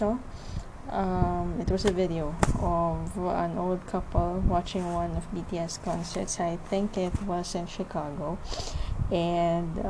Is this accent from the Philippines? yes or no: yes; Philippines; I am from the Philippines.